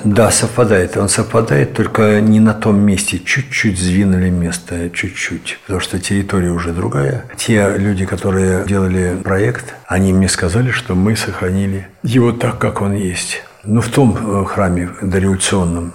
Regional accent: Moscow, Russia; moved away as an adult; also born or lived in Ivanovo; now in Gorodets, Russia; Я москвич, здесь я нахожусь вот 12 лет

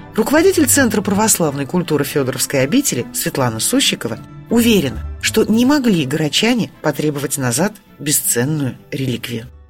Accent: Nizhny Novgorod, Nizhny Novgorod Oblast, Russia; Как коренная нижегородка

